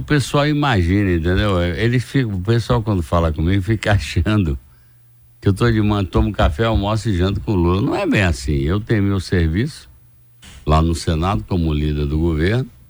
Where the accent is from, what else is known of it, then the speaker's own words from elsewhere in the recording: Brazil; como brasileiro